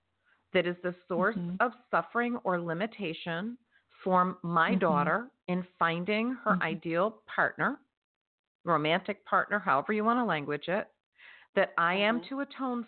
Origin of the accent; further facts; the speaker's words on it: Florida, United States; my home state, which is Florida